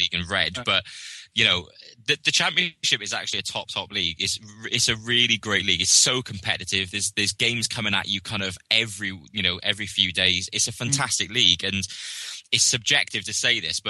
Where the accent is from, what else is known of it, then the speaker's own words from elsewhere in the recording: Wales, United Kingdom; as a Welshman